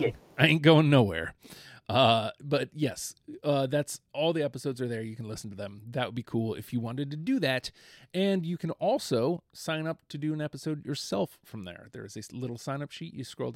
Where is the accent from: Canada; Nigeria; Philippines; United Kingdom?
Canada; I'm Canadian, eh?